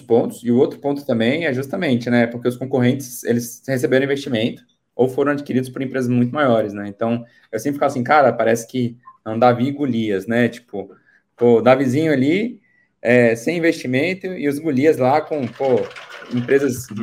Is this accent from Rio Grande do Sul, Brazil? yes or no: no; Brasília, Federal District, Brazil; Sou de Brasília, Distrito Federal